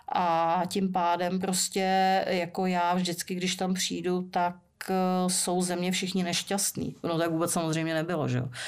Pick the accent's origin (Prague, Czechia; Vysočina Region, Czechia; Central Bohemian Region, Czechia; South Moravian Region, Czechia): Prague, Czechia; jsem vyrostla ve Strašnicích